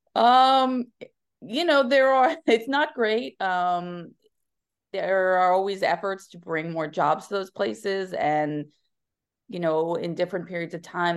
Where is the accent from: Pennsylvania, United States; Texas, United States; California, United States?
Pennsylvania, United States; now in New York City, United States; I grew up in a neighboring state called Pennsylvania in a small Rust Belt town